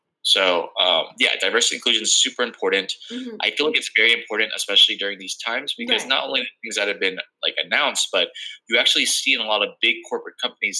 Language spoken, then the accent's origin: English; Philippines; Because I'm Filipino